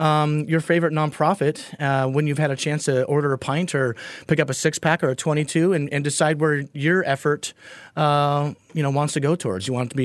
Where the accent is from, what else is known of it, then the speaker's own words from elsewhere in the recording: Portland, Oregon, United States; being born and raised in Portland